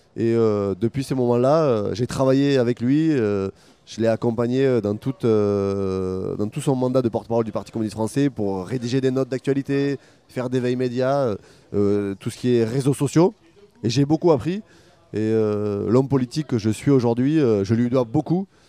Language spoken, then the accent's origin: French; Carmaux, Occitania, France; moved away; also born or lived in Agen; j'ai grandi, je suis né à Carmo dans le Tarn et j'en suis très fier